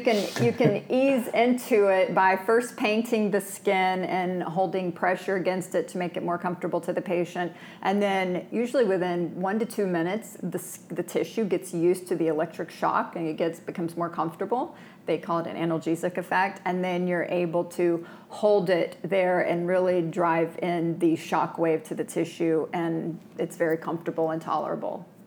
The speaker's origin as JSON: {"language": "English", "region": "Florida", "country": "United States", "tie": "born or raised there", "also_born_or_lived": "Manhattan", "moved": "as an adult", "lives_now": "New York, United States", "said": "I've born and raised in Florida"}